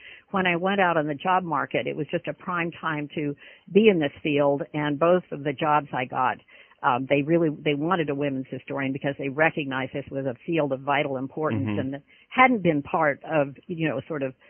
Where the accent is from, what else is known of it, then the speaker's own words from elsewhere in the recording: Laguna Beach, California, United States; also born or lived in Pasadena; I was born in Pasadena, California, and then raised in Laguna Beach and went to Laguna Beach High School